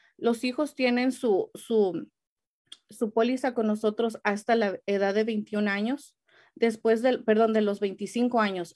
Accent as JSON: {"language": "Spanish", "country": "Mexico", "moved": "yes", "lives_now": "United States", "said": "yo soy mexicana"}